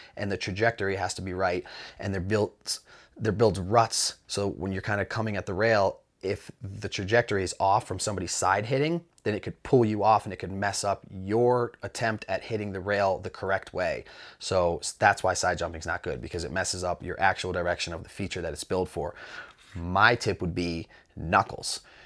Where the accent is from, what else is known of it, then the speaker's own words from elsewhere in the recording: Mount Snow, Vermont, United States; I grew up in Mount Snow, or I grew up riding at Mount Snow